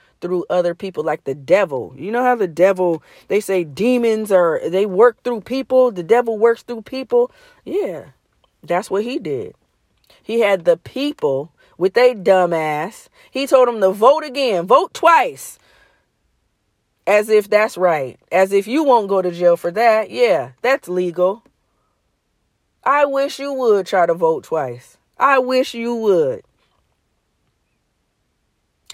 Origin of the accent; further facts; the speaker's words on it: United States; I'm from the United States